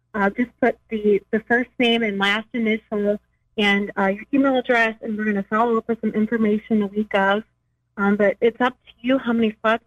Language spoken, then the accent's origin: English; United States; moved away as an adult; now in Springfield, United States; I'm originally from the Quad Cities. Um, I moved to uh, Springfield area